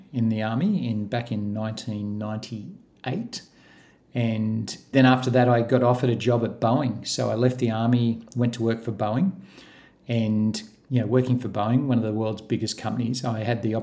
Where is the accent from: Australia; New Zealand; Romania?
Australia; Gosford, New South Wales; moved away as an adult; now in Queensland, Australia; I grew up in New South Wales in Gosford